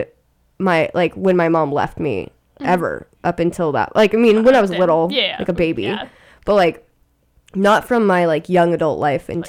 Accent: Sacramento, California, United States; moved away as an adult; now in San Francisco, United States; I'm from Sacramento

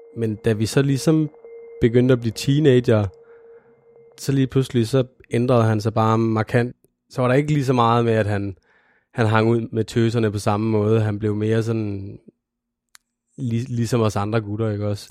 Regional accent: Randers, Central Denmark Region, Denmark; jeg kommer fra Randers, hvor jeg er født og opvokset

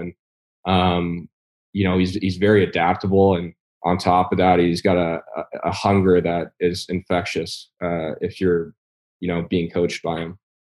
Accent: Toronto, Ontario, Canada; moved away as an adult; also born or lived in Michigan / Minnesota; if you were a skiing family, uh, in Toronto

